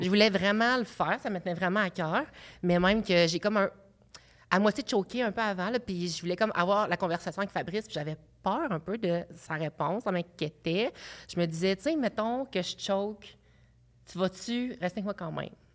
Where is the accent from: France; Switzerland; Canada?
Canada; Abitibi, Quebec; moved away; j'étais euh, un petit gars de l'Abitibi